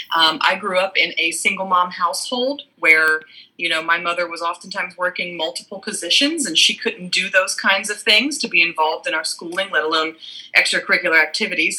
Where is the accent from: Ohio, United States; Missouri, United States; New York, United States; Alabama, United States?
Ohio, United States; Cincinnati; I am from the southwestern tip of Ohio um, in the Cincinnati area